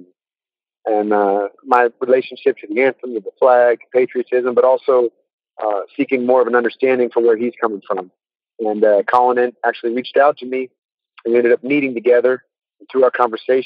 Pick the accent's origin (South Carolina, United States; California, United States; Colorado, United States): California, United States; moved away as an adult; also born or lived in Austin, Texas; I'm from California. Grew up there.